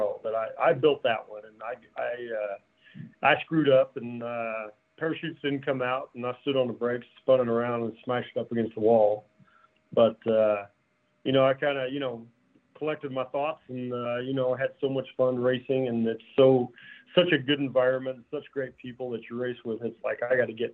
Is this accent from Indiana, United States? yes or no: yes; outside of Indianapolis, United States; I grew up outside of Indianapolis.